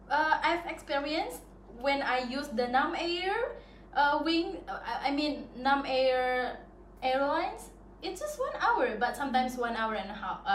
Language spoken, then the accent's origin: English; Sumba, East Nusa Tenggara, Indonesia; now in Bali, Indonesia; Sumba. It's Sumba.